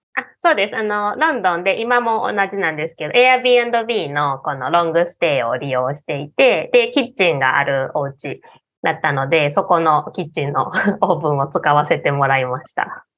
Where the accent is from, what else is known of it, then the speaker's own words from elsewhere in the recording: Osaka, Japan; accent: Kansai dialect; moved away as an adult; now in Kyoto, Japan; 出身は、あの、大阪です。大阪で生まれて、もう大阪でずっと育ったんで、こんな感じで普段は、めっちゃ関西弁